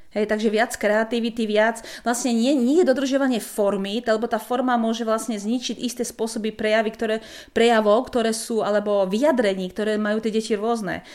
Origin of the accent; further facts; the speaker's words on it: Slovakia; moved away; keďže som zo Slovenska pôvodne